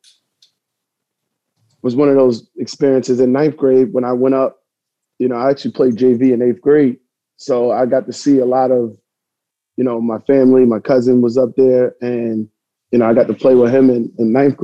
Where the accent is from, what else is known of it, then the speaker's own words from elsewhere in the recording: New Rochelle, New York, United States; I was born in New Rochelle